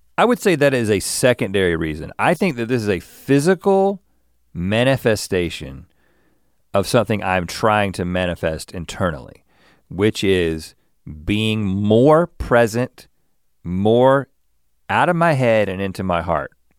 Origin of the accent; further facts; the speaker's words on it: Buies Creek, North Carolina, United States; now in Los Angeles, United States; I grew up in Bowie's Creek